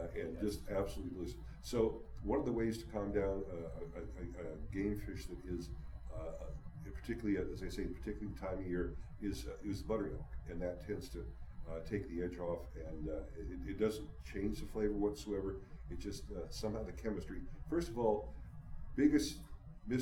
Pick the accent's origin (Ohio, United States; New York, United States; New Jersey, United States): Ohio, United States; Cleveland; I grew up in Lake Erie